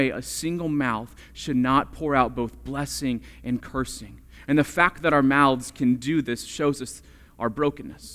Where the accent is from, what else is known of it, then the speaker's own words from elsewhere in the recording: Florida, United States; I grew up in Florida